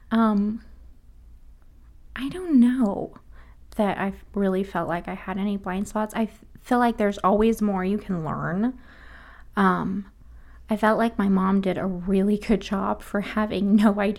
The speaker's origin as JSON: {"language": "English", "town": "Sacramento", "region": "California", "country": "United States", "tie": "born there", "also_born_or_lived": "Hawaii", "said": "I was born in Sacramento, California, um, and then we moved to Hawaii"}